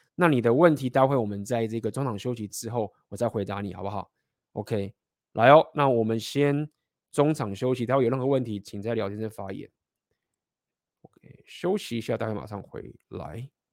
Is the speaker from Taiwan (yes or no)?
yes; Taiwan; 台，台湾在亚洲这些文化，我们是非常地集体主义嘛